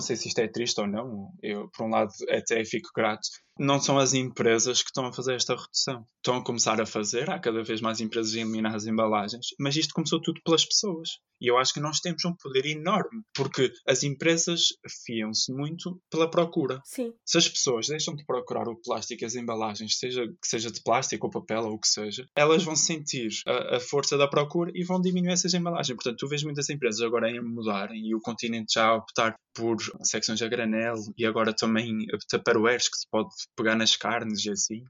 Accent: Ponta Delgada, Azores, Portugal; moved away as an adult; also born or lived in Terceira, Azores; now in Porto, Portugal; Sou natural dos Açores, que é uma terra linda de morrer. Eh, nasci na terceira, mas aos dois anos fui para São Miguel. E desde 2013 que vivo no Porto.

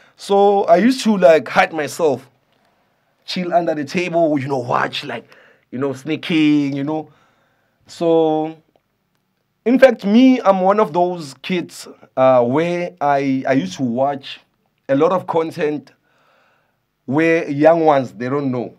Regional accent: Soweto, Gauteng, South Africa; I'm from Soweto

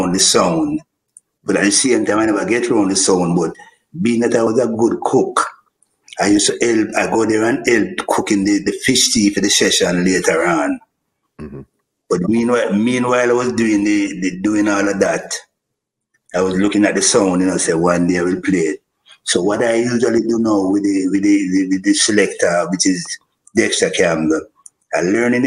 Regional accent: Kingston, Jamaica; I grew up in Greenwich Farm.

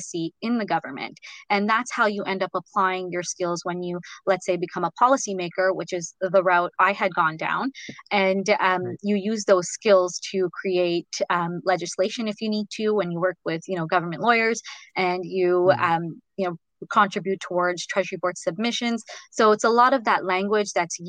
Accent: Ottawa, Ontario, Canada; moved away as an adult; now in United States; I'm from Ottawa

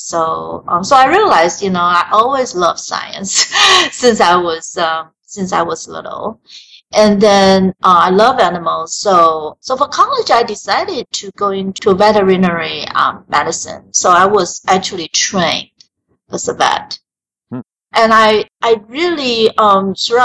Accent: Taiwan; moved away; I was born and raised in Taiwan.

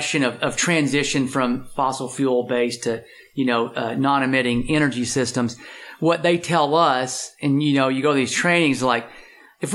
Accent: Texas, United States; I'm from Texas and I got a lot of friends who work in the oil and gas industry

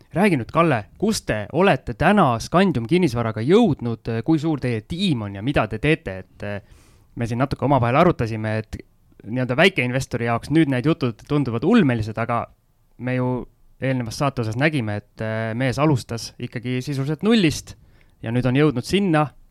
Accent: Tallinn, Harju County, Estonia; mina Tallinna poisina õppisin soome keele üle TV-d vaadates ära

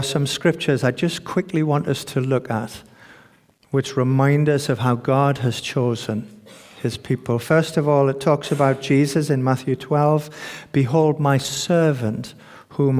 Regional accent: United Kingdom; as British people

